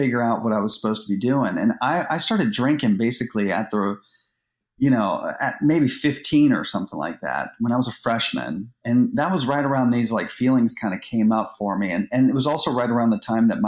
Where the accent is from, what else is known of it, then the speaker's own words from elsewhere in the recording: Columbus, Ohio, United States; we moved to Columbus when I was maybe like 10 years old or 8 years old